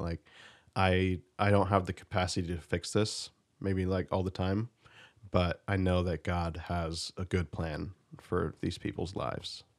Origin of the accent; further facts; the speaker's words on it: United States; being an American